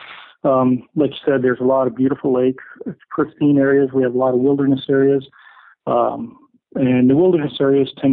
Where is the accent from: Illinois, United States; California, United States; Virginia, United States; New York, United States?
New York, United States; Adirondack Mountains, upstate; moved away as an adult; now in Missoula, United States; I grew up in upstate New York, and when I say upstate, I mean up near the Canadian border in the Adirondack Mountains